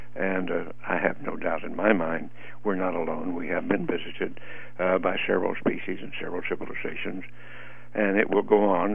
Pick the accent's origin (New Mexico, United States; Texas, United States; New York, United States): New Mexico, United States; Roswell; moved away as an adult; I grew up in the Roswell area